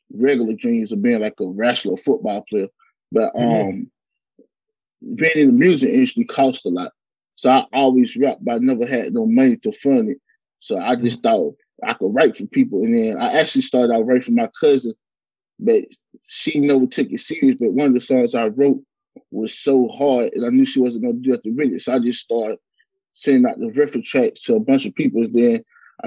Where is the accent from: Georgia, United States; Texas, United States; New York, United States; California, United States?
Georgia, United States; LaGrange; I come from LaGrange, Georgia.